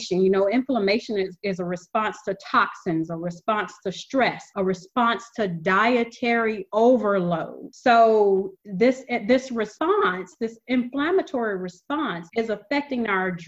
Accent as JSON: {"language": "English", "region": "the South", "country": "United States", "tie": "born or raised there", "said": "I come from the South. I'm used to that Paula Deen style cooking. You know, that's what we grew up on."}